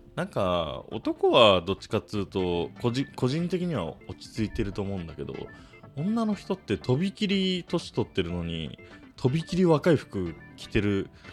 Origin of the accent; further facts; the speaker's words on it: Saitama, Japan; 埼玉で育った、田舎者が、おじさんの視点で